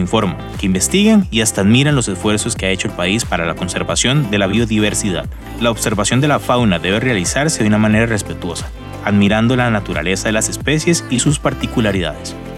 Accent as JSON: {"language": "Spanish", "country": "Costa Rica", "said": "como costarricense"}